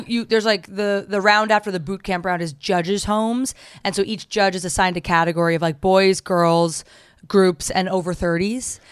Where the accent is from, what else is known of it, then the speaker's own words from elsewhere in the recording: New Jersey, United States; I'm from New Jersey